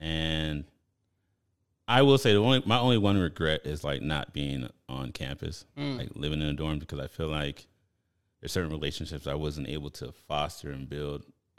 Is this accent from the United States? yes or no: no; Nigeria; I'm Nigerian, mm-hmm, born and raised with, yeah, around Nigerian people.